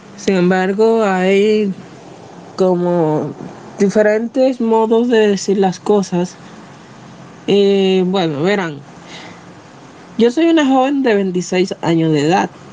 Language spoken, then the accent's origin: Spanish; Dominican Republic; a pura cepa, de pura cepa, dominicana al 100%